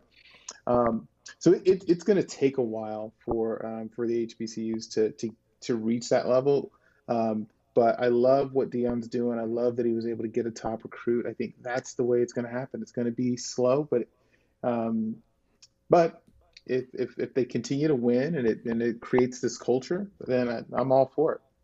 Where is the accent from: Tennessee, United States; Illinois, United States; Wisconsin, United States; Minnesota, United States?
Tennessee, United States; I'm from Tennessee, so, uh, I'd be going to the University of Tennessee